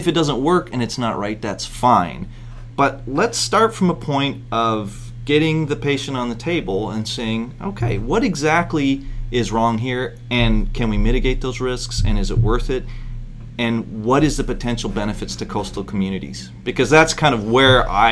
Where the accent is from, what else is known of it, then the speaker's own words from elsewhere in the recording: Bristol Bay, Alaska, United States; I'm from Alaska and from Bristol Bay and a fishing family